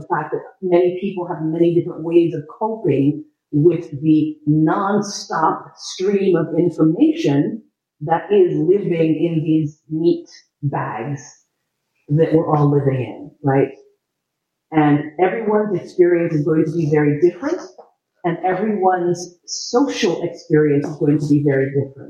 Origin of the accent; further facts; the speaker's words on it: New York City, New York, United States; born there; I was born in New York City, and I started acting professionally in film, theater, and television when I was 6 years old.